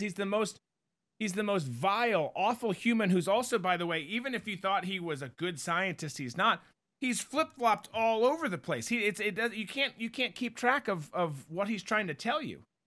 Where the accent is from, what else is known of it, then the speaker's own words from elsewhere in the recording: Minnesota, United States; growing up in Minnesota